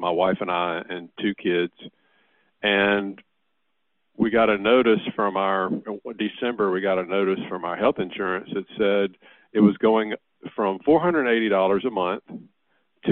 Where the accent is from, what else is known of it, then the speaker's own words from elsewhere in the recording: Louisiana, United States; I'm from Louisiana